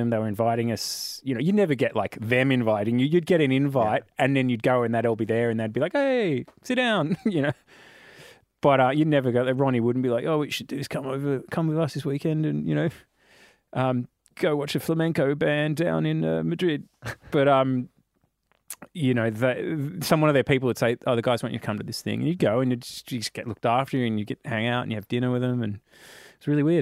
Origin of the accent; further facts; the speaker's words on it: Australia; So we come out from Australia, we play Thursday, Friday, Saturday